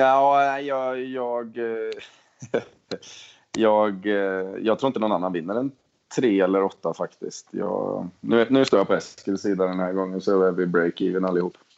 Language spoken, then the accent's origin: Swedish; Sweden; moved away; precis som hemma i Sverige